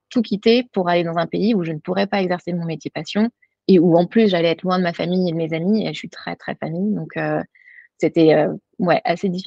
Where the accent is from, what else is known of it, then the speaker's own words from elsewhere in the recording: Drôme, Auvergne-Rhône-Alpes, France; moved away as an adult; now in Boston, United States; De la région euh, dromoise, donc au sud de Lyon.